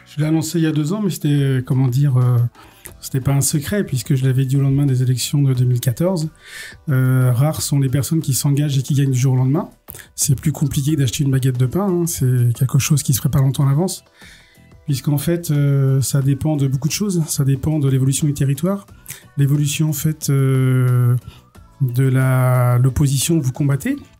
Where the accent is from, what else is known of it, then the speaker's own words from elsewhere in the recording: Cholet, Pays de la Loire, France; je suis né en 72 à Cholet. J'y ai passé toute ma vie, euh, ma jeunesse quasiment.